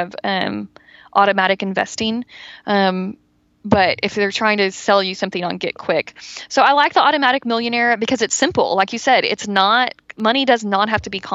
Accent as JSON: {"language": "English", "region": "Texas", "country": "United States", "said": "I'm from Texas"}